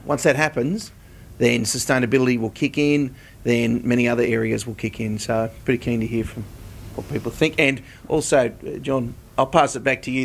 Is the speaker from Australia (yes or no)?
yes; Australia; as Australians